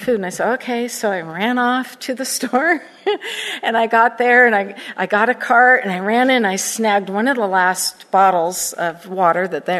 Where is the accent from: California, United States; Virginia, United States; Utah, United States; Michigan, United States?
California, United States; Southern; moved away as an adult; also born or lived in Florida; I grew up in Southern California, and I'm a Cali girl through and through, and I lost my mind and moved to Florida for over 25 years